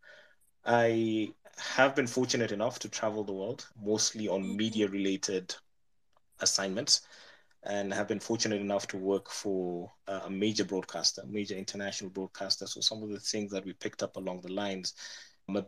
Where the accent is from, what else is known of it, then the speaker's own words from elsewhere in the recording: Kenya; as a Kenyan